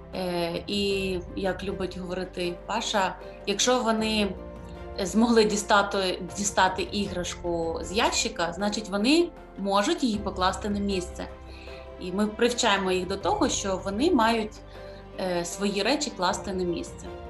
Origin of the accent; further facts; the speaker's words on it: Kyiv, Ukraine; Я народилася в місті Києві. Тут і зростала, проживала.